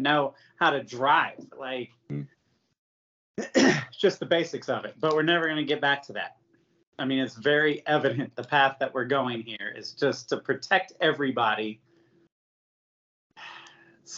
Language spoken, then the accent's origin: English; United States; I'm American.